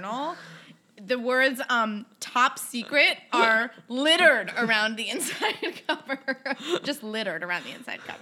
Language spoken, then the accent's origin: English; New York City, New York, United States; I grew up in New York City. I live in Brooklyn now